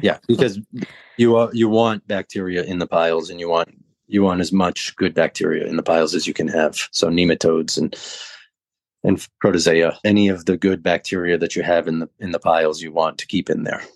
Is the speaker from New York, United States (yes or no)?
no; Southern Maine, United States; now in Jacksonville, United States; I grew up in the Northeast in Southern Maine